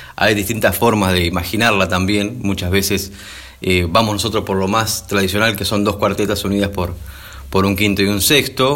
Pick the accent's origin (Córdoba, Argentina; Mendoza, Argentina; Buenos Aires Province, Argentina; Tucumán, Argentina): Buenos Aires Province, Argentina; San Vicente; en mi pueblo